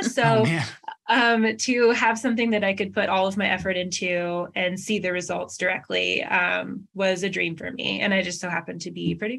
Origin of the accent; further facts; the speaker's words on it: Washington, United States; So growing up, I'm from Washington State. I'm from the Pacific Northwest, but we moved a lot. Like I was born in Seattle, but we moved around a lot